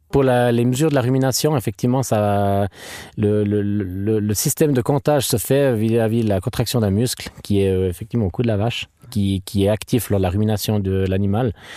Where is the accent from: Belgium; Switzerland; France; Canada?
Switzerland; Treyvaux, Fribourg; Je viens de Trévaux, dans le canton de Fribourg.